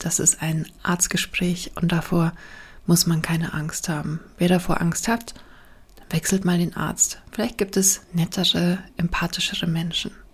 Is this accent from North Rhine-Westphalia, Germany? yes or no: no; Bavaria, Germany; bei uns in Bayern